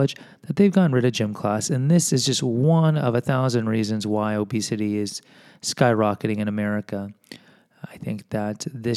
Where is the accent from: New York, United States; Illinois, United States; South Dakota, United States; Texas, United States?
Texas, United States; Houston; I am from Houston